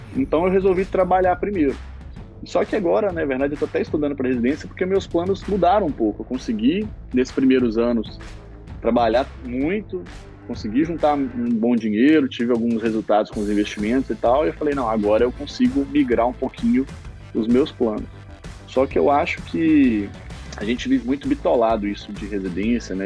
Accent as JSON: {"language": "Portuguese", "town": "Coronel Fabriciano", "region": "Minas Gerais", "country": "Brazil", "said": "eu sou de Coronel Fabriciano"}